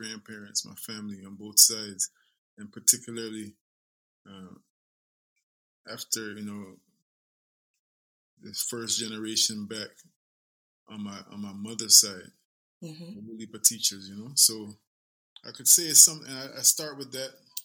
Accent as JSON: {"language": "English", "country": "Guyana", "said": "I am a son of the soil. I'm from Guyana, South America."}